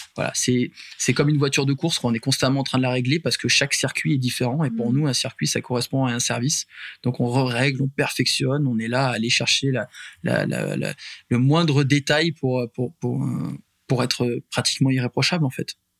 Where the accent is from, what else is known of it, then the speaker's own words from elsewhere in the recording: Puy-de-Dôme, Auvergne-Rhône-Alpes, France; nous on est natif euh, du Puy de Dôme.